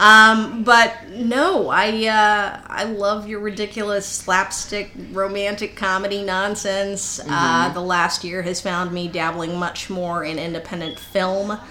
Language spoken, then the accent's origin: English; El Paso, Texas, United States; moved away; I grew up in El Paso